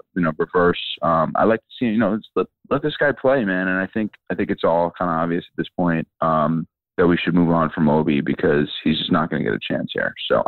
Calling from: Manhattan, New York, United States; Hey, what's up? It's … from Manhattan.

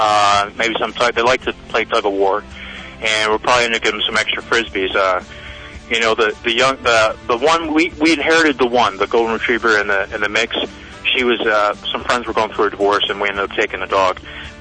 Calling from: Dover, Delaware, United States; Right now, I'm in Dover, Delaware.

